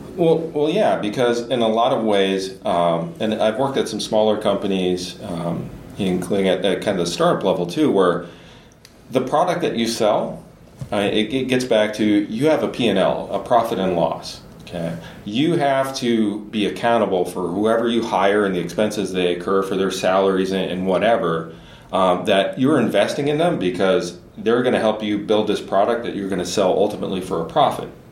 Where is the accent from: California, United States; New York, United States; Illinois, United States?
Illinois, United States; Southern; moved away as an adult; also born or lived in Boston area / Silicon Valley; now in Minnesota, United States; I come from Southern Illinois